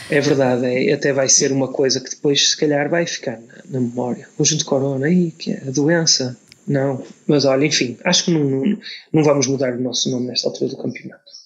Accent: Portugal; sendo português

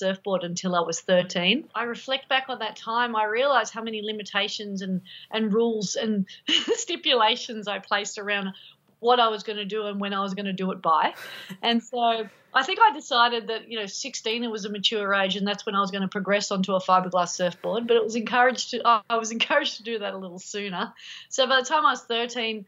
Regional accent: Sydney, New South Wales, Australia; growing up in Manly Beach

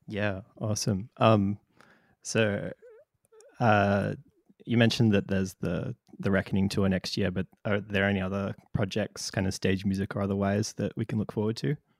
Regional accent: Darwin, Northern Territory, Australia; I'm from Darwin

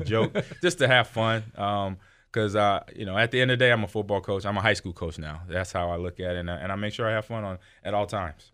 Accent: California, United States; I grew up in California

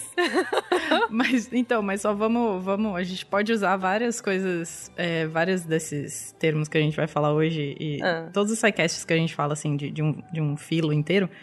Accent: São Paulo, Brazil; somos de São Paulo

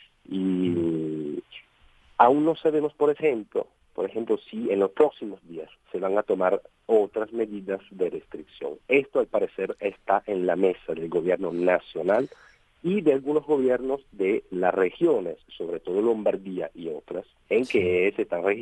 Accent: Italy; Spanish is a second language; Mira, yo creo que como, como italianos hemos dado una buena, buena prueba

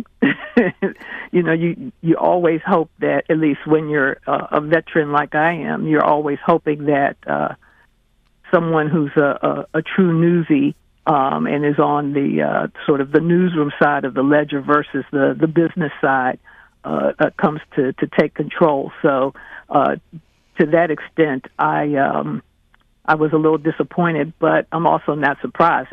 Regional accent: Washington, District of Columbia, United States; also born or lived in Baltimore; I went to the Washington Star, which is my one of my hometown papers. I'm a D.C. girl

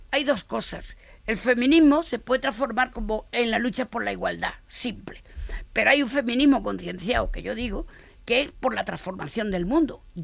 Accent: Barcelona, Catalonia, Spain; Y mira que vengo de Barcelona, pues yo también le daría un zasca a alguno de esos

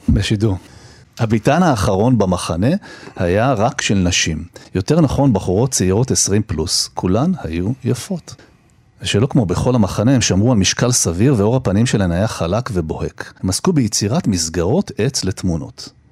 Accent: Jerusalem, Jerusalem District, Israel; moved away; גם נולדתי בירושלים, ילדות קצת, חטיבת ביניים, חזרתי אחר כך, חזרתי שוב, ואני כל הזמן שם

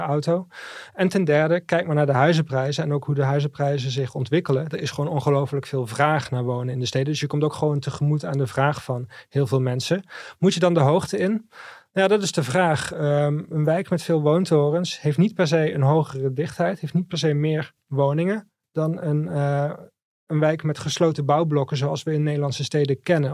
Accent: South Limburg, Netherlands; in Zuid-Limburg, eh, waar ik vandaan kom

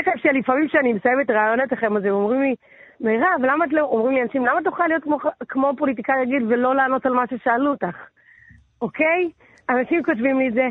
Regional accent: Netanya, Central District, Israel; also born or lived in Ra'anana; now in Tel Aviv, Israel; בעיקרון גדלתי בנתניה, אבל נולדתי ברעננה.

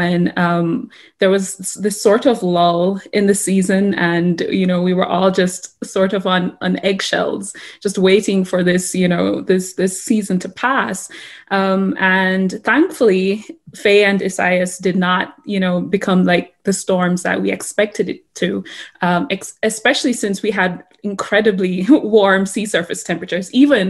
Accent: Jamaica; now in Colorado, United States; Jamaica doesn't exactly have this specialized or well-known department for climate and weather, right?

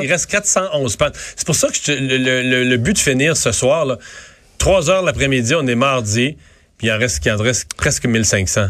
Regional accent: Rivière-du-Loup region, Quebec, Canada; dans mon coin de pays

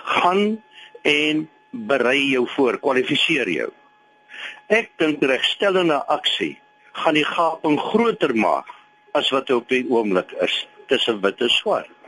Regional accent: Limpopo, South Africa; Ek is eintlik daar van die Limpopo.

